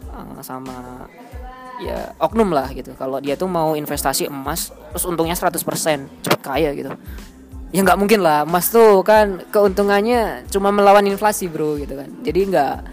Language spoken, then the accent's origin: Indonesian; Surakarta, Central Java, Indonesia; si Alif asli Bekasi, saya asli Solo.